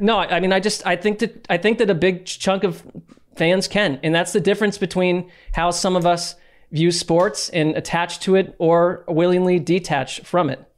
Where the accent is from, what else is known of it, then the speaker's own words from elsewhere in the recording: East Coast, United States; growing up on the East Coast